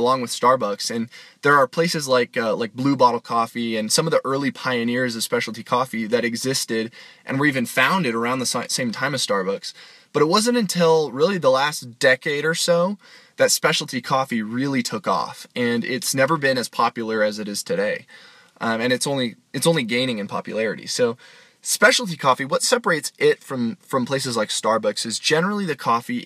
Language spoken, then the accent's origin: English; Boise, Idaho, United States; my hometown of Boise, Idaho